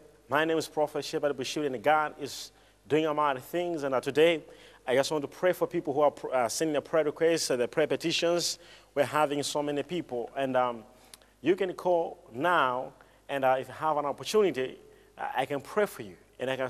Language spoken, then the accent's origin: English; Botswana; I'm from Botswana.